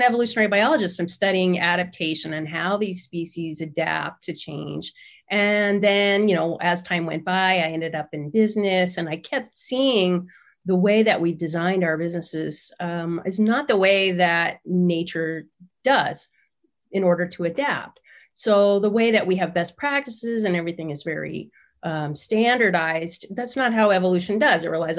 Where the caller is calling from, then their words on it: San Diego, California, United States; I'm in San Diego.